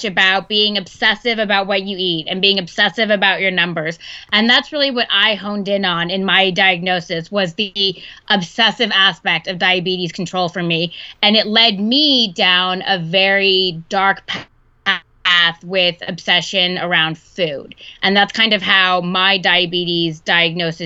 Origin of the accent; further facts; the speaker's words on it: Texas, United States; now in Seattle, United States; I'm actually from Texas